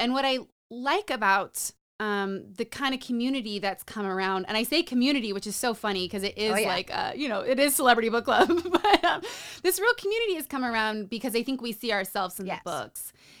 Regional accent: New Mexico, United States; also born or lived in Nevada / California / Utah / Colorado; So I grew up in Nevada, California, Utah, Colorado, New Orleans, and New Mexico.

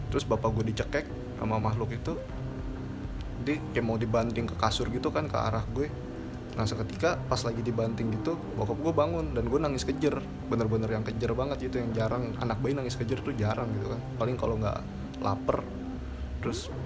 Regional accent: Pondok Gede, West Java, Indonesia; gue waktu kecil tuh punya rumah di daerah Pondok Gede yang dulu kan Pondok Gede belum banyak bangunan pak

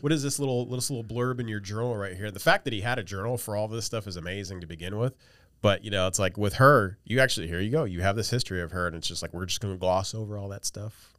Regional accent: West Virginia, United States; I'm from West Virginia

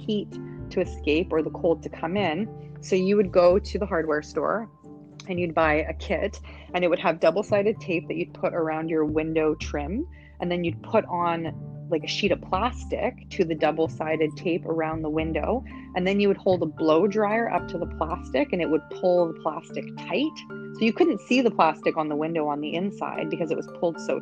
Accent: Canada; moved away as an adult; now in Panama; being Canadian, our idea of vacationing is going somewhere warm and tropical, getting away from the snow. So number one, hands down for me coming from Canada is weather.

